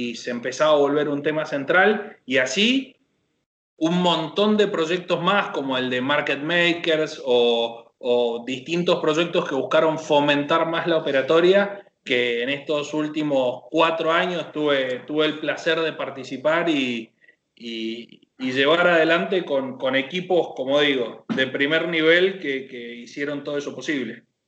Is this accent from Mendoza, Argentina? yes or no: yes; Chacras de Coria, Mendoza, Argentina; moved away as an adult; now in Buenos Aires, Argentina; soy, soy mendocino